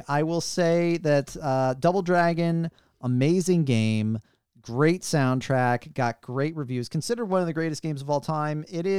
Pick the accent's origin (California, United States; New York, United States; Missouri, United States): Missouri, United States; St. Louis; Even me, I'm from St. Louis.